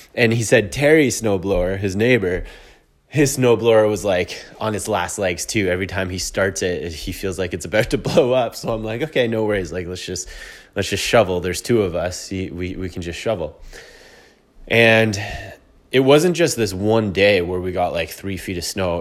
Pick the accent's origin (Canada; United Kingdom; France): Canada; I'm a Canadian.